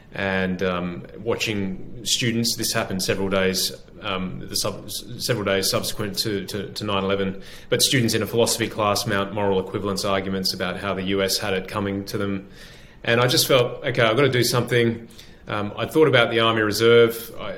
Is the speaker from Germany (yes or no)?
no; Sydney, New South Wales, Australia; I grew up in Sydney, in suburban Sydney, in the suburb of Ashfield. I went to school there and then also in the eastern suburbs as well.